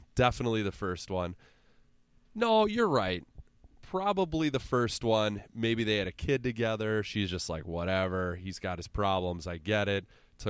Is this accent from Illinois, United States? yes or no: yes; Illinois, United States; I mean, did you ask me because I grew up in Central Illinois?